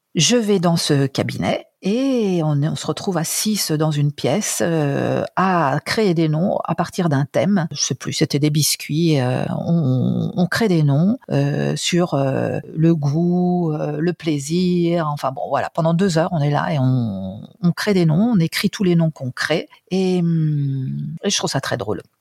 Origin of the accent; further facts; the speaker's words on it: France; moved away as an adult; now in Italy; Je suis française